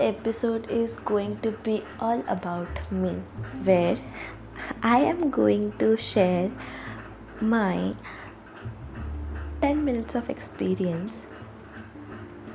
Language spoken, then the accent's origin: English; India; as an Indian